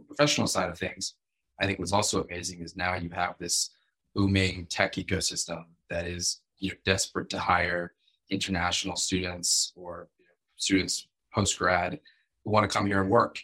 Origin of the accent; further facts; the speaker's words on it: New York City, New York, United States; moved away as an adult; also born or lived in Massachusetts; now in Israel; I grew up in New York City